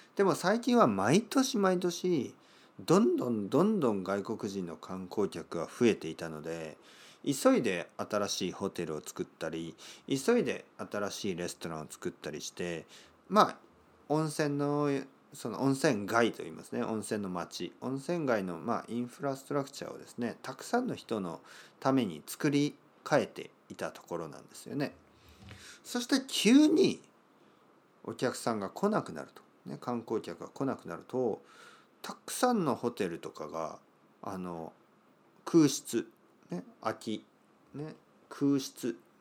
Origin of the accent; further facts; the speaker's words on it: Kyushu, Oita, Japan; 僕の出身の九州、えー、大分県というところですけど